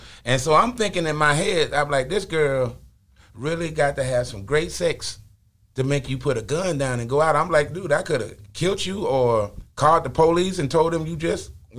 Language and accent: English; Ohio, United States; moved away; also born or lived in Birmingham, Alabama; I was born in Ohio.